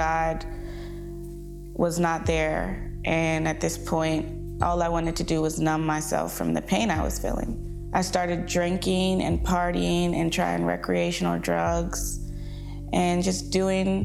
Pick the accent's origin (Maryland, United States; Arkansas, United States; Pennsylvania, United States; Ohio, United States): Maryland, United States; Hagerstown; I'm from Hagerstown